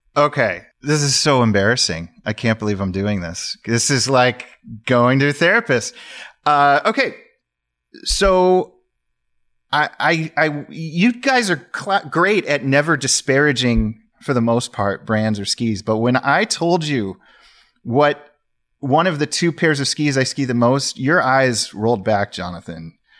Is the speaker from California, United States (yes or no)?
yes; Sacramento, California, United States; moved away as an adult; now in Pacific Northwest, United States; I was born in Sacramento, California